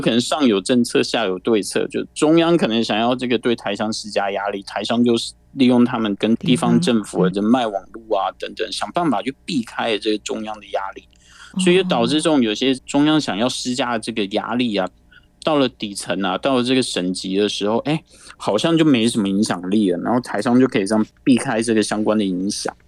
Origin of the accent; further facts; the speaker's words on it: Taiwan; 我们台湾这边